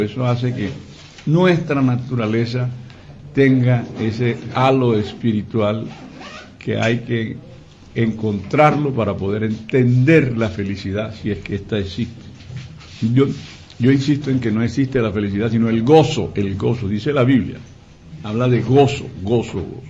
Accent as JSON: {"language": "Spanish", "town": "Barranquilla", "region": "Atlántico", "country": "Colombia", "said": "los 206 años de mi tierra querida"}